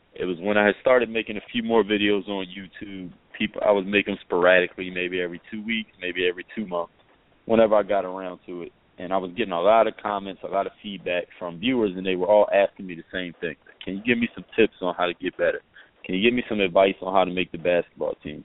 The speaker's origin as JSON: {"language": "English", "town": "Philadelphia", "region": "Pennsylvania", "country": "United States", "also_born_or_lived": "overseas", "moved": "yes", "lives_now": "South Florida, United States", "said": "I'm originally from Philadelphia, PA, and now reside in South Florida."}